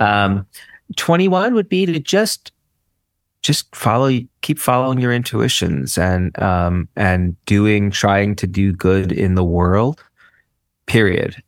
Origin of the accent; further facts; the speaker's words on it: New York City, New York, United States; I'm a city boy through and through. Like, you know, there's a book written about where I come from. Like, I'm from Brooklyn